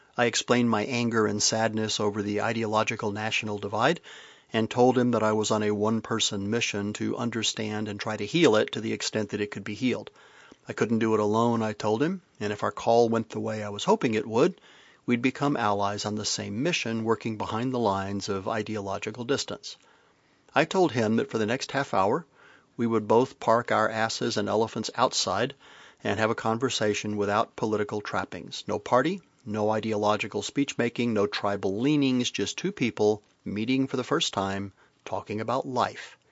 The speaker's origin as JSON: {"language": "English", "region": "the South", "country": "United States", "also_born_or_lived": "Midland, Texas", "moved": "yes", "lives_now": "Vermont, United States", "said": "I may live in Vermont and all that that implies, but I'm from the South and all that that implies"}